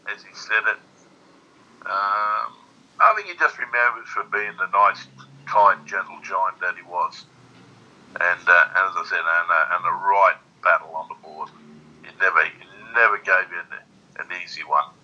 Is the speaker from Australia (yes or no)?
yes; Australia